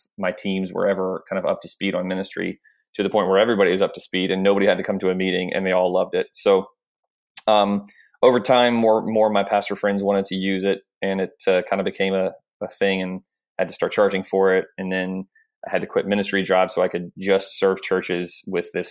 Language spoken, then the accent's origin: English; Jacksonville, Florida, United States; also born or lived in Oklahoma; I was serving in a church plant here in my hometown of Jacksonville, Florida